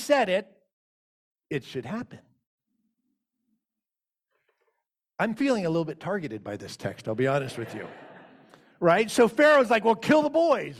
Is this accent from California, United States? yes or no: no; Richmond, Virginia, United States; I grew up in the West End of Richmond, Virginia